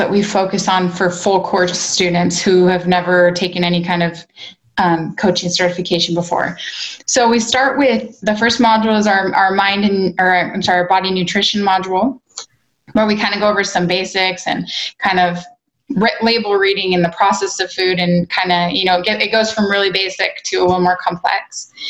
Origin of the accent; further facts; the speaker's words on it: Spokane, Washington, United States; I was raised in Spokane, which okay. is neighboring, but feels like night and day to me.